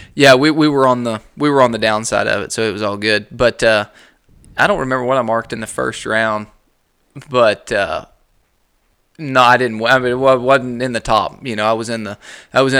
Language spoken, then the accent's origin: English; Spearman, Texas, United States; moved away; growing up in the Panhandle